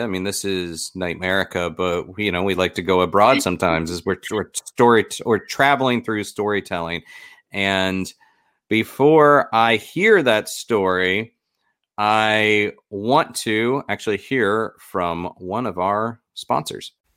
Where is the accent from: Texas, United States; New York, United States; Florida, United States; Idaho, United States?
Florida, United States; born or raised there